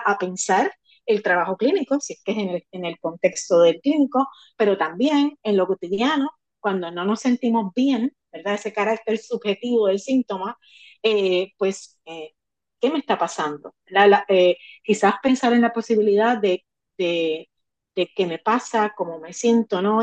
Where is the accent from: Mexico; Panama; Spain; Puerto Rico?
Puerto Rico; como puertorriqueña, como puertorriqueño